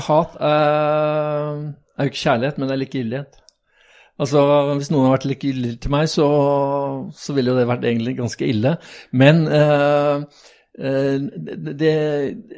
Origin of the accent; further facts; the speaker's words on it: Oslo, Norway; jeg er født, født og oppvokst på Bogerud, på østkanten.